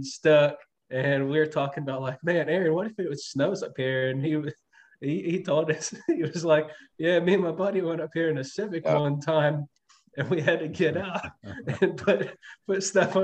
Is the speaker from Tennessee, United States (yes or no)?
yes; Tennessee, United States; moved away; We're both from Tennessee, right, originally.